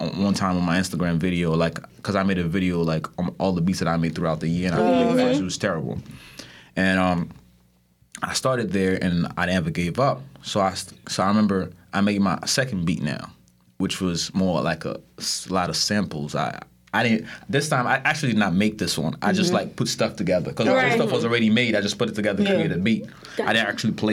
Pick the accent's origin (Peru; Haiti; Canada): Haiti; Port-au-Prince, Ouest; moved away; I'm from Haiti. So, I'm from Haiti. I'm Haitian. I was born in Port-au-Prince.